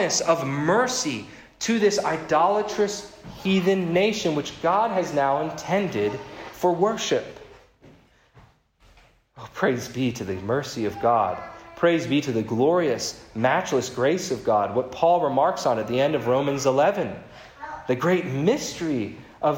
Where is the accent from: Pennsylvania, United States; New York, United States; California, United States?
Pennsylvania, United States; Philadelphia; moved away; in my hometown of Philadelphia